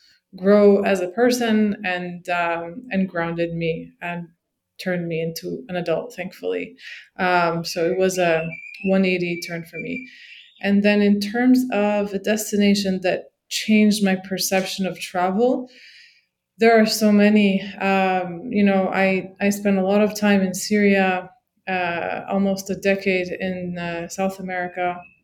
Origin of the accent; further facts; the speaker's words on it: Morocco; parents put us in Moroccan school, so we were not the traditional expat family living in a U.S. bubble. I grew up in Moroccan schools studying chemistry and math and geography and geology and history, all in Arabic and French.